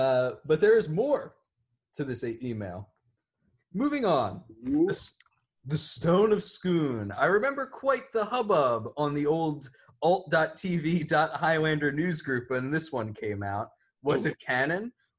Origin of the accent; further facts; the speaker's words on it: Canada; I am Canadian and I'm angry that you didn't get through all the snacks.